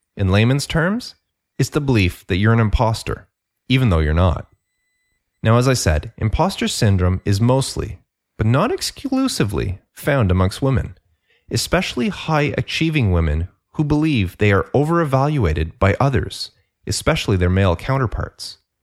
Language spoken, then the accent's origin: English; Canada; I'm Canadian